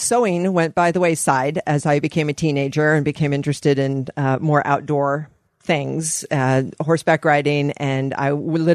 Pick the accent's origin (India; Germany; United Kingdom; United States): United States; Eugene, Oregon; moved away; also born or lived in Bay Area, California; I am Eugene, born and raised.